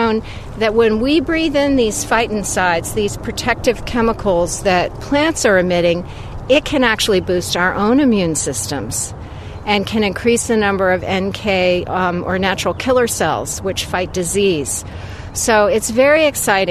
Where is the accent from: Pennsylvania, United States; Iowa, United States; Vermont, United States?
Vermont, United States; growing up in Vermont, I'd be wandering around the woods and fields